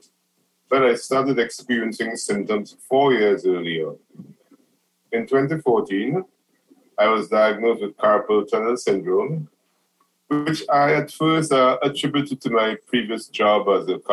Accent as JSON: {"language": "English", "country": "Trinidad & Tobago", "moved": "as an adult", "lives_now": "New Orleans, United States", "said": "am originally from Trinidad and Tobago, which is a small country in the Caribbean"}